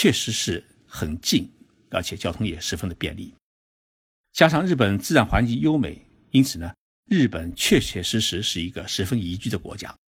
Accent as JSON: {"language": "Chinese", "country": "China", "said": "包括我们中国人在内的外国人"}